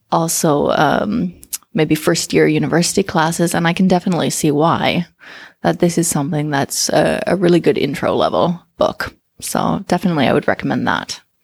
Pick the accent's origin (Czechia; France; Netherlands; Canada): Canada; moved away as an adult; now in Finland; born and raised in Canada